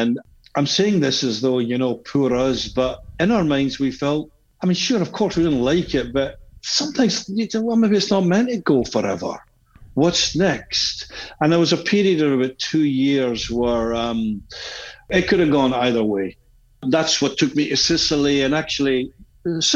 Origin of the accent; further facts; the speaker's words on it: Glasgow, Scotland, United Kingdom; moved away as an adult; now in Taormina, Italy; growing up in the area we grew up in Glasgow